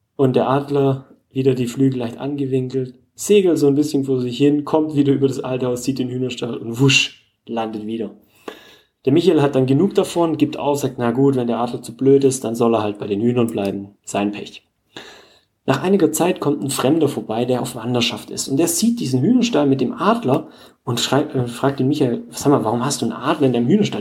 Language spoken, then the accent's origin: German; Germany; bei uns in Deutschland